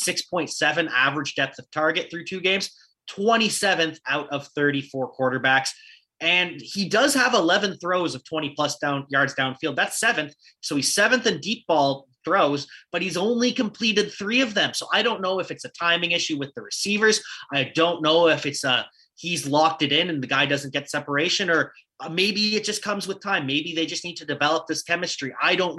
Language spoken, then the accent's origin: English; Canada; accent: Canadian; I know I got my Canadian accent